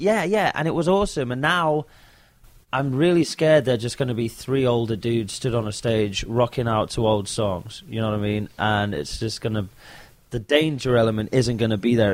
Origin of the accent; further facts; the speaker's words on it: London, United Kingdom; That's my hometown, London. I'm from London